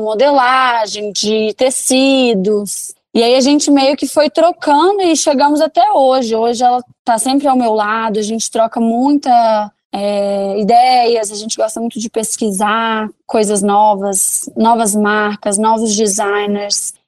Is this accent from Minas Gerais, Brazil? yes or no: yes; Belo Horizonte, Minas Gerais, Brazil; also born or lived in Divinópolis, Minas Gerais; Eu sou de Divinópolis, Minas Gerais, mas eu morei minha vida toda em Belo Horizonte.